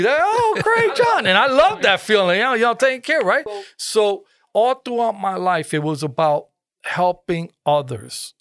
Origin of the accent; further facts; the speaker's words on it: Bridgeport, Connecticut, United States; born and raised in Bridgeport